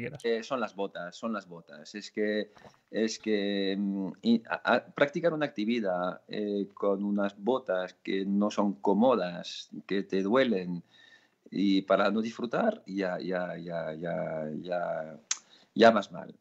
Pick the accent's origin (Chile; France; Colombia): France; moved away; also born or lived in Pyrenees; yo soy francés